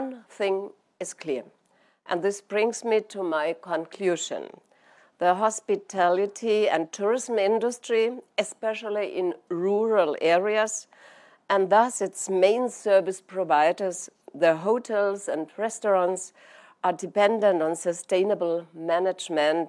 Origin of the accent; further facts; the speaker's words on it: Germany; my home country of Germany